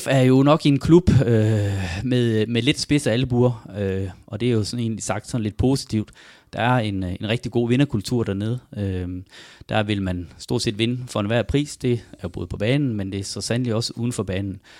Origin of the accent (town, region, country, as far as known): Farsø, North Denmark Region, Denmark; born or raised there; moved away